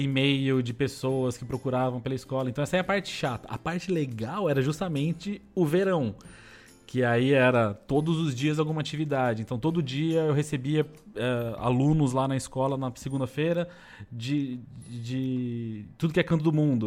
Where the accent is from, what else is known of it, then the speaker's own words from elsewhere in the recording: São Paulo, Brazil; moved away as an adult; also born or lived in Taboão da Serra / United States / Canada; Eu sou de São Paulo, nascido em São Paulo. Tá. Vivi em São Paulo.